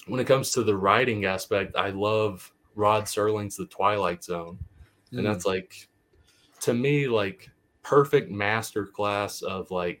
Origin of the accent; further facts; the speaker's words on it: the South, United States; I grew up in the South, and the town that he depicts feels like a Southern town I grew up